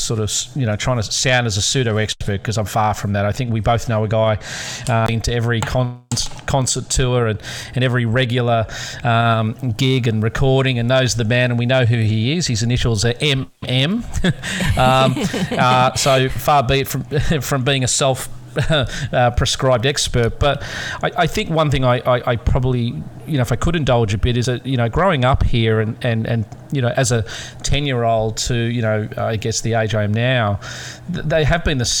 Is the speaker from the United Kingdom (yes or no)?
no; Australia; as an Australian we're very, very proud